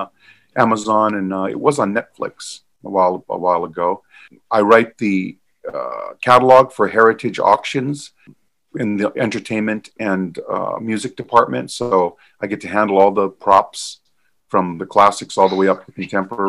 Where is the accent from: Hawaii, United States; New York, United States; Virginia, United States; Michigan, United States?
Hawaii, United States; I was born and raised in Hawaii